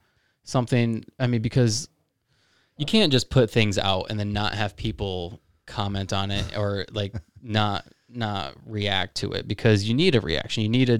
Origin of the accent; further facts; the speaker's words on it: Midwest, United States; obviously we're from the Midwest, so, and that's like the sport to do.